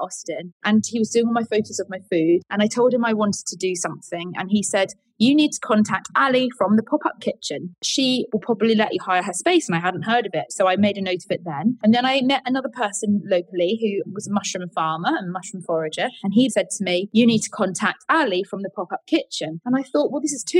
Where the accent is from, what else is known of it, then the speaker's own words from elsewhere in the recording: Colyton, South West England, United Kingdom; also born or lived in London; now in Lyme Regis, United Kingdom; I grew up in Devon, and I went to school in a place called Colleton